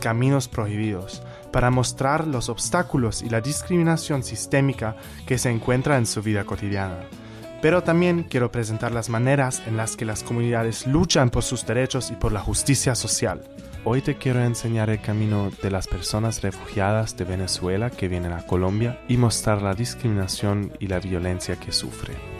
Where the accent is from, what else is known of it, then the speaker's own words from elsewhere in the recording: Germany; moved away as an adult; soy de Alemania y vine aquí para conocer Barranquilla y la costa colombiana